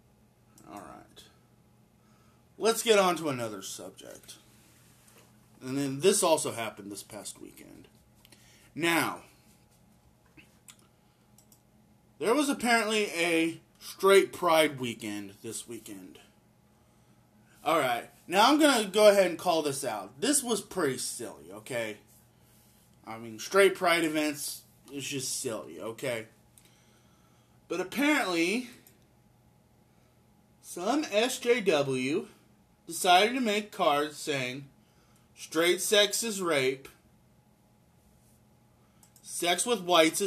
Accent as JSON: {"language": "English", "country": "United States", "said": "I'm an American"}